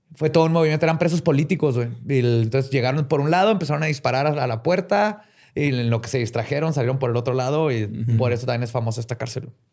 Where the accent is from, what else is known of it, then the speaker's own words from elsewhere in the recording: Mexico; Somos mexicanos